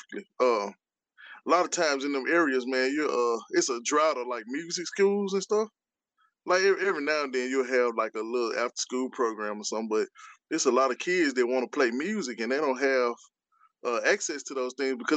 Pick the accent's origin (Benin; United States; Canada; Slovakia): United States; Memphis, Tennessee; I'm from Memphis